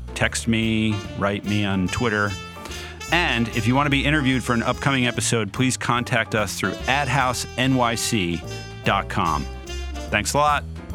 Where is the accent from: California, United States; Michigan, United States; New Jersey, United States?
New Jersey, United States; I come from New Jersey and I come from a working class